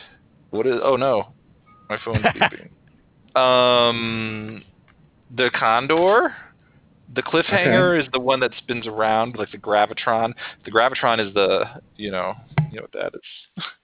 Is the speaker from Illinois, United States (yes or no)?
yes; Aurora, Illinois, United States; moved away; also born or lived in Colorado; I grew up in Chicago.